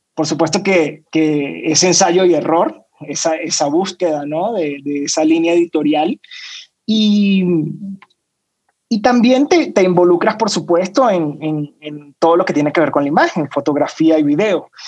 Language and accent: Spanish; Caracas, Capital District, Venezuela; moved away as an adult; now in Mexico; soy venezolano, ya tengo seis años viviendo en México